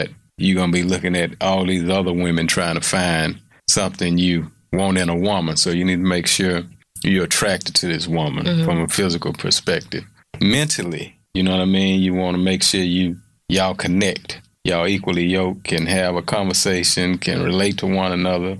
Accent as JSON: {"language": "English", "town": "Houston", "region": "Texas", "country": "United States", "tie": "born or raised there", "said": "I'm from Fifth Ward, transferred to a school from Third Ward"}